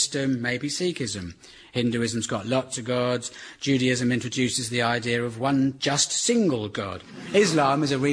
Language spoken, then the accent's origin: English; Surrey, South East England, United Kingdom; I grew up in Surrey